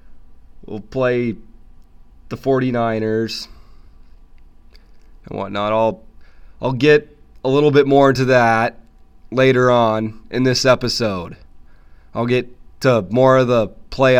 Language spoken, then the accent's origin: English; Miles City, Montana, United States; I'm from Mile City